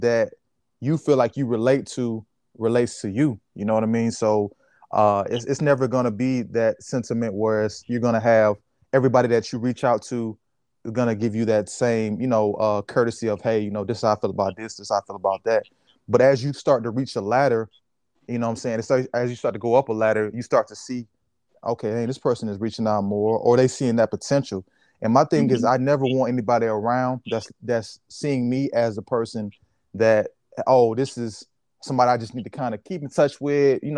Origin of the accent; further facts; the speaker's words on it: Georgia, United States; I'm from Georgia